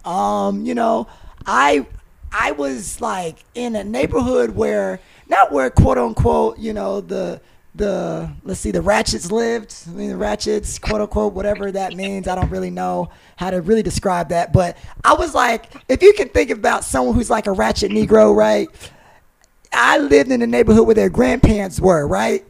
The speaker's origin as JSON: {"language": "English", "town": "High Point", "region": "North Carolina", "country": "United States", "said": "I'm from High Point, North Carolina"}